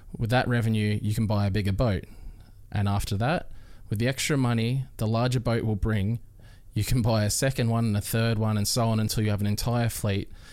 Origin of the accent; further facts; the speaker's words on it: Melbourne, Victoria, Australia; moved away as an adult; also born or lived in Queensland; now in Gold Coast, Australia; I'm originally from Melbourne